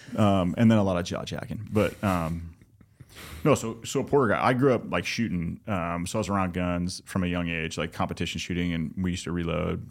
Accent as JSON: {"language": "English", "region": "Southern California", "country": "United States", "tie": "born or raised there", "moved": "yes", "said": "we didn't know each other growing up, but we grew up in Southern California"}